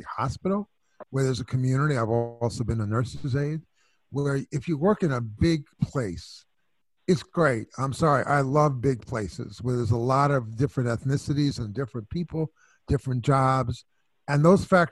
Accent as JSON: {"language": "English", "town": "New York City", "region": "New York", "country": "United States", "said": "I'm from New York, too. So I'm from Brooklyn and Flatbush."}